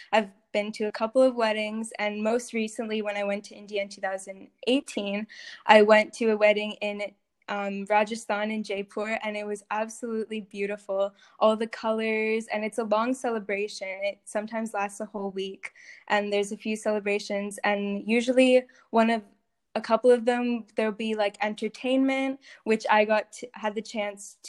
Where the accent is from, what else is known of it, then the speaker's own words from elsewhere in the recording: Canada; I was born here in North America